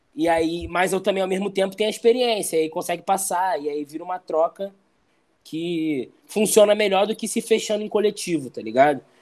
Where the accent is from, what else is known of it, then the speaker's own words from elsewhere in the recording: Rio de Janeiro, Brazil; also born or lived in Jacarepaguá; sempre eu tinha que sair de Barros Filho, onde eu cresci